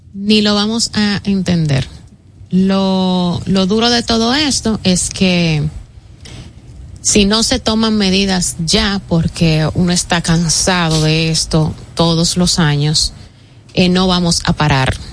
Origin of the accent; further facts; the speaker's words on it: Dominican Republic; como buenos dominicanos